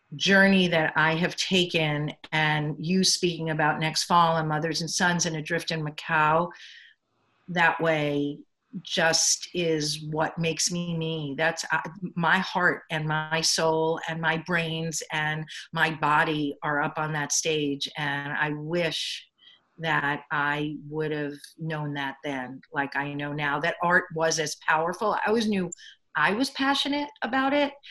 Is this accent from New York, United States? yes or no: yes; Long Island, New York, United States; also born or lived in Boston, Massachusetts; I grew up on Long Island. I grew up in a Jewish family on Long Island